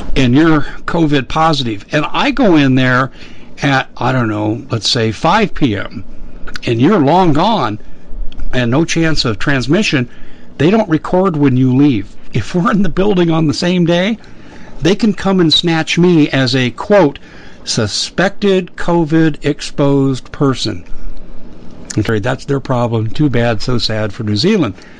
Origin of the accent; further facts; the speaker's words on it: Aurora, Colorado, United States; In Aurora, Colorado, my hometown